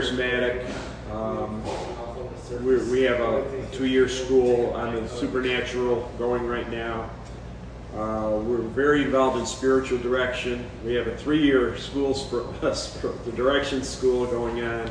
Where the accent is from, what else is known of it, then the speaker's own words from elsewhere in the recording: New York, United States; now in Augusta, United States; I'm from New York